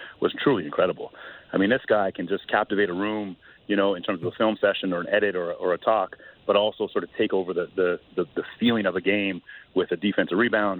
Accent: Canada; for me as a Canadian

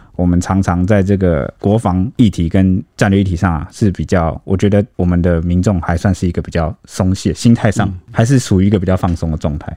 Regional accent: Taiwan; 想要打击我们台湾人的士气啦

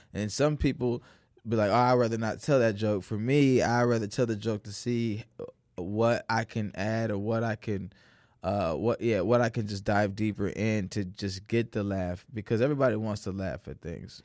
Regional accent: Naperville, Illinois, United States; also born or lived in St. Louis, Missouri / Chicago, Illinois; Growing up in Naperville

